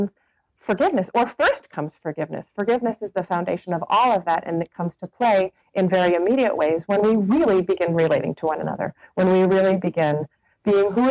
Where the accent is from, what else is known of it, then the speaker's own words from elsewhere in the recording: North Hampton, New Hampshire, United States; moved away as an adult; now in Monterey, United States; I was from Northampton, New Hampshire.